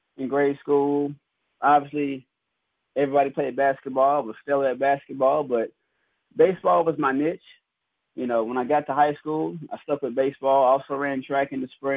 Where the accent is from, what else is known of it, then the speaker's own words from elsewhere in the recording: Shreveport, Louisiana, United States; moved away as an adult; also born or lived in Lafayette, Louisiana / Tennessee; now in Jackson, United States; growing up in Shreveport, Louisiana